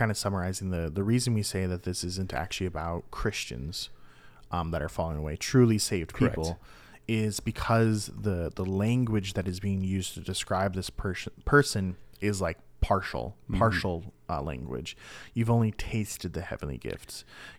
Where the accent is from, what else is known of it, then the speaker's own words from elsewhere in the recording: Minnesota, United States; I'm a Vikings fan because I'm from Minnesota and I don't even watch football.